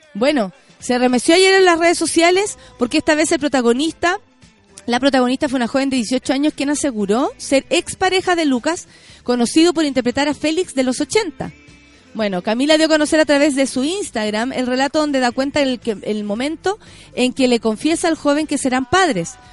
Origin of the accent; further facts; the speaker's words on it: Santiago, Santiago Metropolitan Region, Chile; somos afortunados los de Santiago